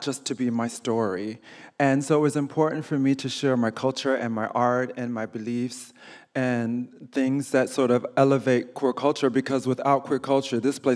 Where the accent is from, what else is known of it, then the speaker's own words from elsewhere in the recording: Chicago, Illinois, United States; moved away; also born or lived in New York; I grew up in Chicago